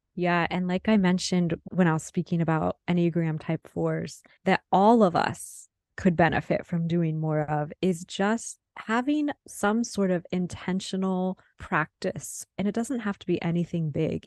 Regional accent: Midwest, United States; moved away; I was born and raised in the Midwest, and I'm living in the Midwest again

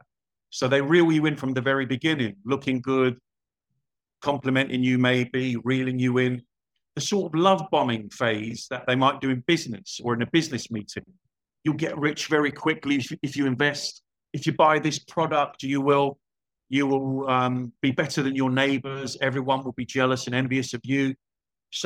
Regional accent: London, United Kingdom; moved away as an adult; also born or lived in Spain / Portugal / Cyprus / Copenhagen, Denmark; I was born in London. I grew up there

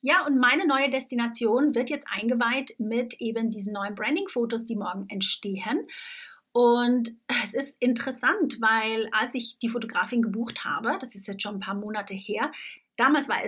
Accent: Switzerland; now in Tunbridge Wells, United Kingdom; ich bin ja Schweizerin und lebe seit ja, über elf Jahren mittlerweile in England. Ich lebe in Tunbridge Wells, das ist ungefähr eine Stunde außerhalb von äh, London.

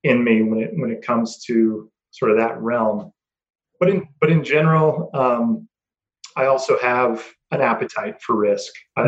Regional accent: Greeley, Colorado, United States; moved away as an adult; also born or lived in Knoxville, Tennessee / Winston-Salem, North Carolina / Fort Collins, Colorado; I'm originally from a small town in northern Colorado called Greeley

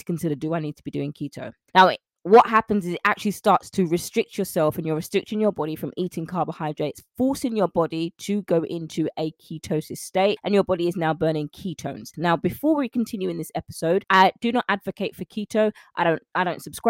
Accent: London, United Kingdom; I'm a Londoner. I'm from London, born and raised in the UK.

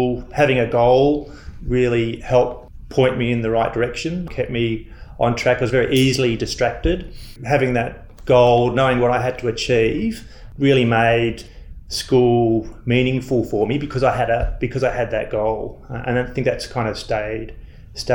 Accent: Melbourne, Victoria, Australia; I grew up in Victoria. I used to ride my bike up to Moorabbin Airport

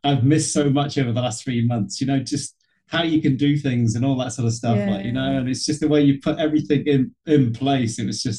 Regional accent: Liverpool, North West England, United Kingdom; I was born in Liverpool and the whole family just supported them.

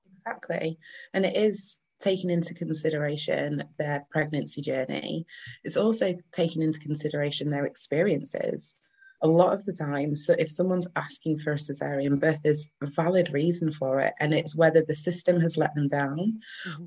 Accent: Manchester, North West England, United Kingdom; accent: northern; also born or lived in Leeds; now in Bradford, United Kingdom; I am a northern bird. I'm originally from Manchester, um, but I live and do majority of my work around Bradford and Leeds

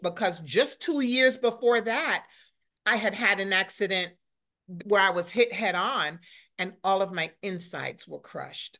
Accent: New York City, New York, United States; moved away as an adult; also born or lived in Florida / Charlotte; growing up in New York City was already, I mean, you learn how to survive when yeah. you grow up in New York

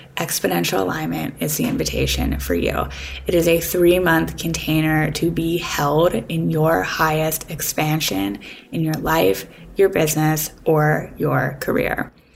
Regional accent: Pittsburgh, Pennsylvania, United States; also born or lived in Vermont; now in Los Angeles, United States; I'm from Pittsburgh, but I used to live in Vermont

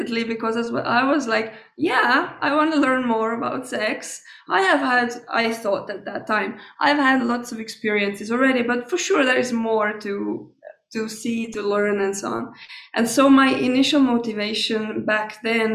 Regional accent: Estonia; also born or lived in Tallinn; I was born in Estonia, and I grew up there

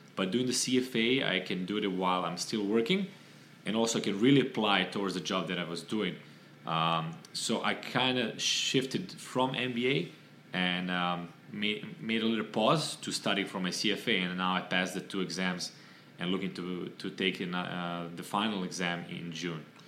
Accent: Serbia; moved away as an adult; now in Miami, United States; I'm originally from Serbia.

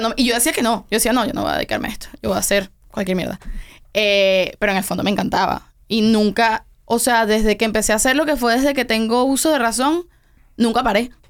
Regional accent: Venezuela; also born or lived in Tenerife, Spain; now in Miami, United States; nos fuimos a Venezuela cuando yo tenía como un año. Entonces realmente yo me crié completamente en Venezuela

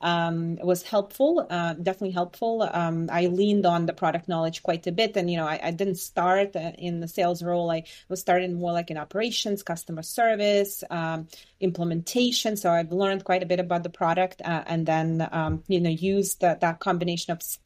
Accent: Belarus; moved away; also born or lived in Boston area; I was born and raised in Belarus

